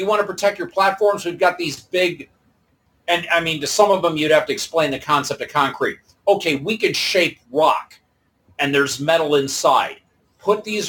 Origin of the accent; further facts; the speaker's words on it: Detroit, Michigan, United States; I'm from the Detroit area. We have two seasons, winter and construction.